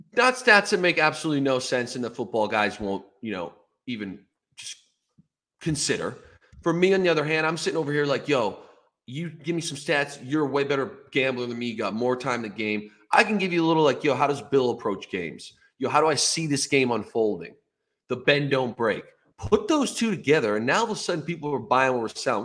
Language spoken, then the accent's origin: English; Ontario, Canada; growing up in Ontario